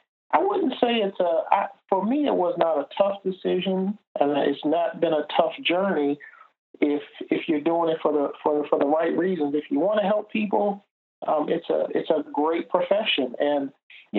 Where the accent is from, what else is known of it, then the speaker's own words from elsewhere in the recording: Washington, District of Columbia, United States; born and raised in Washington, D.C.